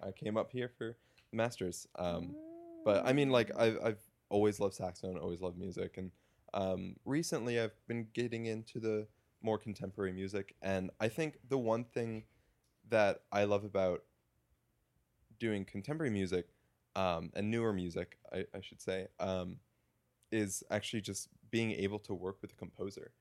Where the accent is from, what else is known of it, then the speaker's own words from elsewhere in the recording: Woodbridge, Virginia, United States; moved away as an adult; now in Evanston, United States; I am from a town called Woodbridge, Virginia, which is about 30 minutes south of Washington, D.C. Mm-hmm. Uh, was born and same house, 23 years